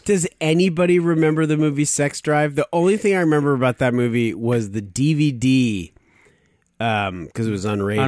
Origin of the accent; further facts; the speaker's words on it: Arizona, United States; I grew up in Arizona mostly